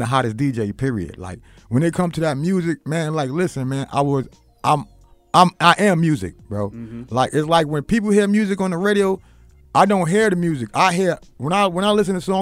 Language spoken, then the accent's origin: English; New York City, New York, United States; I'm from Queens